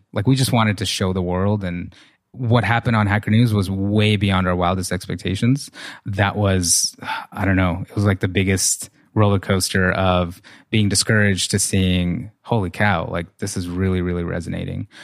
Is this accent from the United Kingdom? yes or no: no; Russia; now in United States; I came from, I grew up in Russia, like, super poor